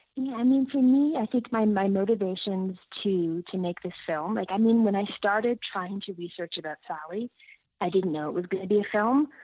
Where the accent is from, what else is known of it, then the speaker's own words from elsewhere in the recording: Ottawa, Ontario, Canada; moved away as an adult; also born or lived in Toronto / Ethiopia; I grew up in Ottawa. I lived in Toronto for 15 years